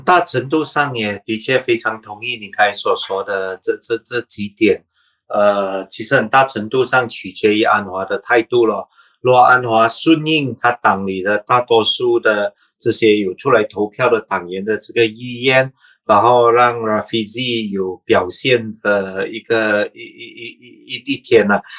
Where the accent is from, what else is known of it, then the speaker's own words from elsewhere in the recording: Sabah, Malaysia; 我是沙巴人